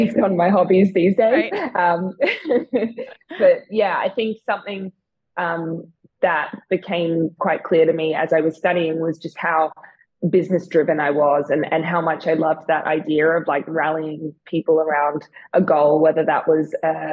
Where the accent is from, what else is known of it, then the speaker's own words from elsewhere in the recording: Melbourne, Victoria, Australia; moved away as an adult; also born or lived in New York City / Lake Tahoe / London; I grew up in Melbourne, but when I was 25, I decided to pack up and move over to the big city, New York City